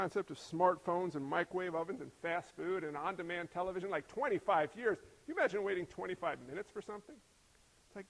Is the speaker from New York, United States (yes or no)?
yes; New York, United States; I'm from New York. I was born in New York